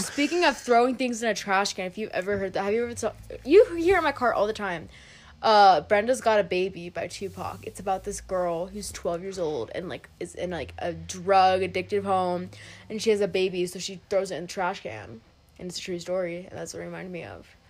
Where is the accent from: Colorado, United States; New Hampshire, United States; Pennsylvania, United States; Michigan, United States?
Colorado, United States; West; we grew up in West Colorado